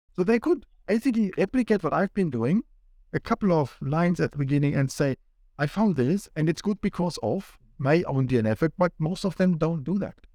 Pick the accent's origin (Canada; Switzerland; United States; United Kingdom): Switzerland; moved away as an adult; now in Sydney, Australia; my home country, Switzerland